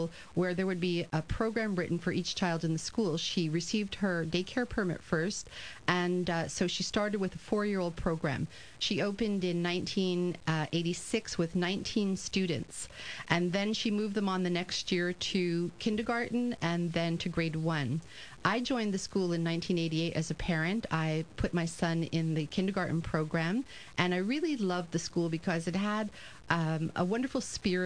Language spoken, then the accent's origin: English; Texas, United States; moved away as an adult; now in Montreal, Canada; I am originally from Texas, and I had a wonderful high school career there